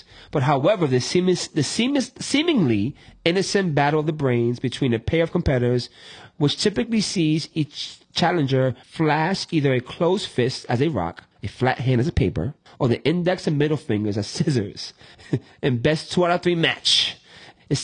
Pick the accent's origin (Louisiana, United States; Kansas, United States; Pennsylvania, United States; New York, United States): New York, United States; New York City; growing up in the Bronx and New York